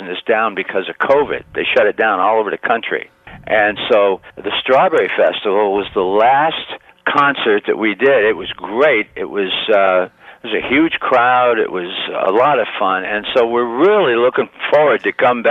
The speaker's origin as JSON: {"language": "English", "town": "Niles", "region": "Michigan", "country": "United States", "tie": "born or raised there", "said": "Niles, Michigan, my hometown, with my high school group"}